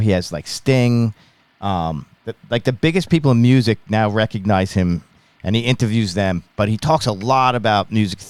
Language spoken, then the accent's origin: English; Long Island, New York, United States; also born or lived in Ithaca, New York; I'm from Long Island, New York.